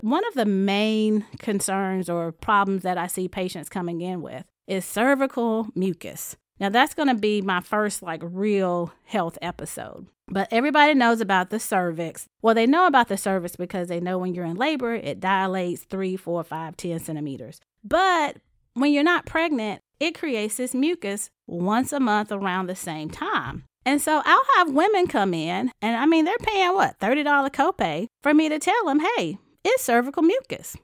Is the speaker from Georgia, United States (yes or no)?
no; High Point, North Carolina, United States; I'm from High Point, North Carolina, and it's a small town. When I graduated high school, said, "I'm leaving and I'm never coming back."